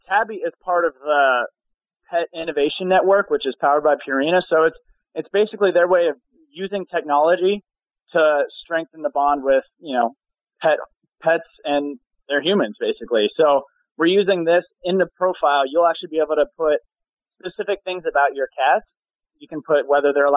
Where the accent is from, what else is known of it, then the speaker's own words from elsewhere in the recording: Colorado, United States; moved away as an adult; also born or lived in New York; now in Los Angeles, United States; I'm actually from Colorado, and then I actually moved to New York for modeling and then L.A. for acting.